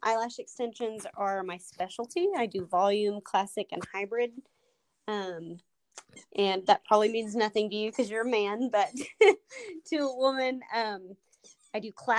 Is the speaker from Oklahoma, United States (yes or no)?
yes; Oklahoma, United States; I'm from Oklahoma